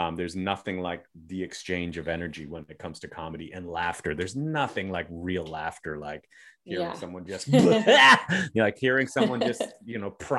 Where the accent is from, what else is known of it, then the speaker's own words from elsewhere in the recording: Toronto, Ontario, Canada; growing up in Toronto, I and this is before I started traveling, because I didn't really start traveling until I started doing comedy.